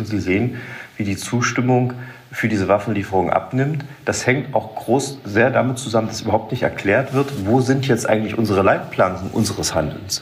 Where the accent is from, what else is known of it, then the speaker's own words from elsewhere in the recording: Saxony, Germany; bei uns in Sachsen